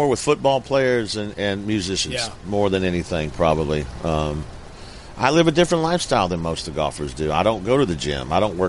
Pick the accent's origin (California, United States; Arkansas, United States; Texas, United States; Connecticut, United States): Arkansas, United States; growing up in Arkansas